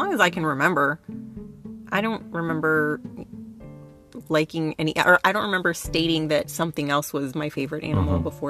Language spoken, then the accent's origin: English; Miami, Florida, United States; moved away; I was born in Miami, Florida, and I, you know, spent my early childhood there